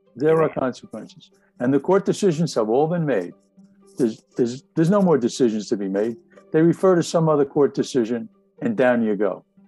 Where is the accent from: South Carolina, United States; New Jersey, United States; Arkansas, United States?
New Jersey, United States; Jersey City; I grew up in Jersey City